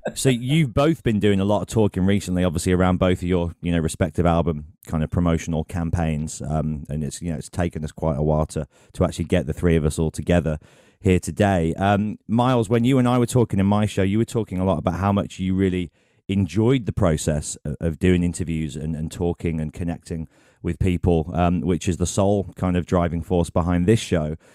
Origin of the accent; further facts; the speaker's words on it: England, United Kingdom; I've ever felt pride over being English